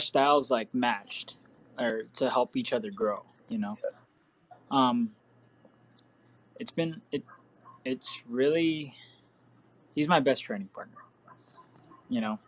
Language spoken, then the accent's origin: English; Hawaii, United States; moved away; growing up in Hawaii